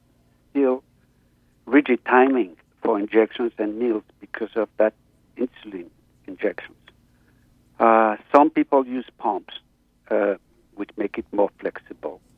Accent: France; moved away as an adult; now in Los Angeles, United States; I'm now located in Los Angeles for the last 10 years, but I'm originally from France

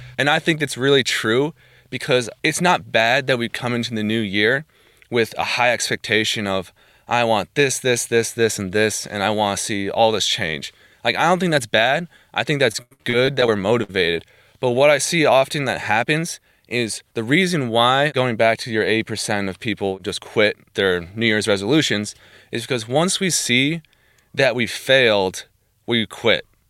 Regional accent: New Jersey, United States; moved away as an adult; now in Bourbonnais, United States; I am originally from New Jersey. I grew up there basically all my life

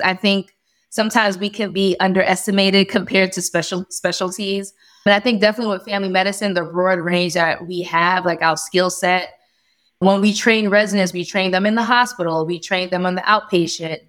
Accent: New York, United States; moved away as an adult; now in Delaware, United States; born and raised in New York, family moved into Delaware, and we love it.

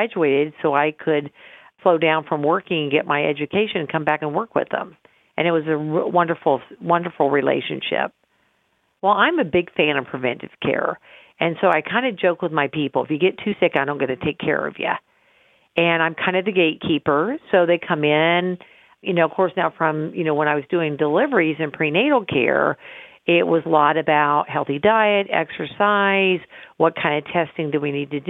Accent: Carthage, Illinois, United States; also born or lived in Pennsylvania; my goal was to come back to my hometown and deliver babies and give women's health care

